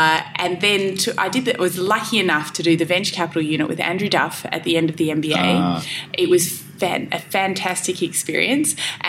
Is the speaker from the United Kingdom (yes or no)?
no; Perth, Western Australia, Australia; born there; I was born in Perth.